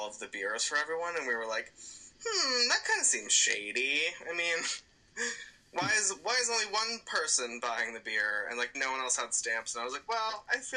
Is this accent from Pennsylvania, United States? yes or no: yes; Pennsylvania, United States; we're from Pennsylvania